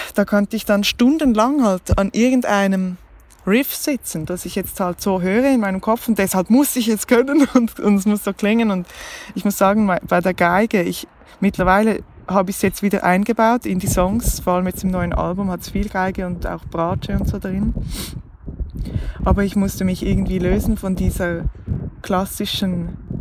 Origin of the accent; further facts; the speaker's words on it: Switzerland; accent: Swiss German; first language Swiss German; dass ich mich auf Schweizerdeutsch nicht so ausdrücken kann, wie ich es gerne hätte, ähm, obwohl es meine Muttersprache ist